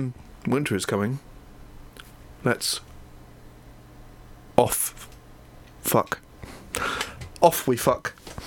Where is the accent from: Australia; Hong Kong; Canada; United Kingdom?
United Kingdom; Haywards Heath, South East England; also born or lived in East Grinstead; I was born in Hayward Heath.